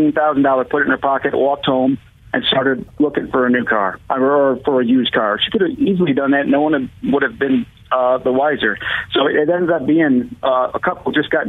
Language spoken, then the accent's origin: English; Grand Rapids, Michigan, United States; I'm from Grand Rapids.